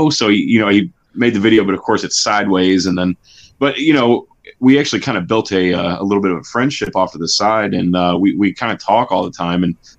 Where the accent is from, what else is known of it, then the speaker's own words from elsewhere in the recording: Cleveland, Ohio, United States; I'm from Cleveland.